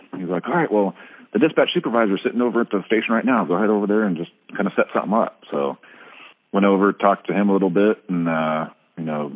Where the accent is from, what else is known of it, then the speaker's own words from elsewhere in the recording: Nome, Alaska, United States; also born or lived in Oregon; I grew up in Nome. My parents moved up here when I was 2 years old, been here ever since.